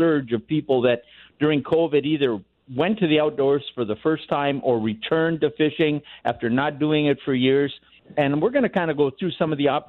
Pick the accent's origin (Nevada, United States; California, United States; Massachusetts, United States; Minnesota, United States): Minnesota, United States; now in Colorado, United States; I used to say I grew up in Minnesota